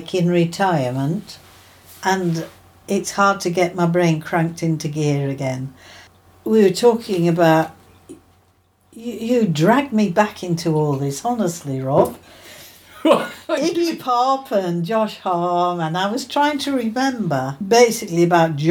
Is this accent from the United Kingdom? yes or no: yes; United Kingdom; we are a multicultural little island